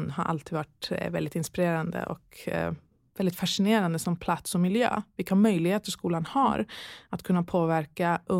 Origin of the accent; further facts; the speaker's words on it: Falun, Dalarna County, Sweden; Eh, jag är uppvuxen i Falun, Dalarna, mm. eh, under min ungdom